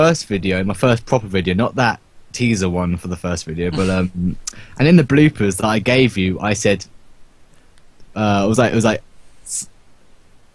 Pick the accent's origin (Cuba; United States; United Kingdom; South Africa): United Kingdom; we are very British